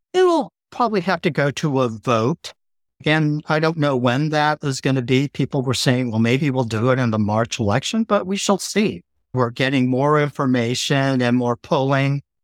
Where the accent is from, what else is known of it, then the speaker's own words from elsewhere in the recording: El Cerrito, California, United States; also born or lived in Berkeley, California / Noe Valley, San Francisco / Long Beach, California; I grew up in El Cerrito. I was born in Berkeley, so attended public schools here.